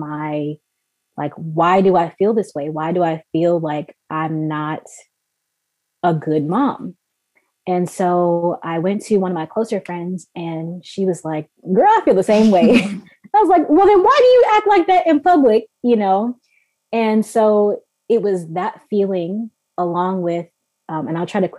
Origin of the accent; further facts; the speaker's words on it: Maryland, United States; moved away as an adult; also born or lived in Canada; we're born and raised in Maryland. We moved to Canada in 2015.